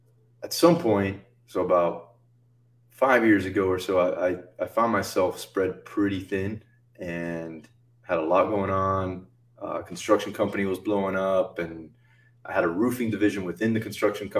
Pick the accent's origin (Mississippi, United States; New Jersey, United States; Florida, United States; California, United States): Florida, United States; Miami; I was born and raised in South Florida, Miami